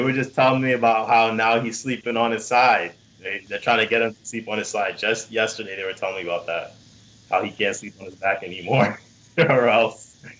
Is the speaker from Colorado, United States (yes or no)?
no; New York City, New York, United States; growing up in New York City, taking the train